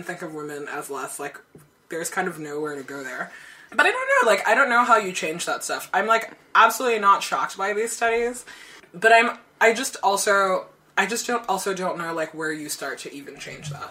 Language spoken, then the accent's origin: English; Nigeria; moved away; When I was growing up in Nigeria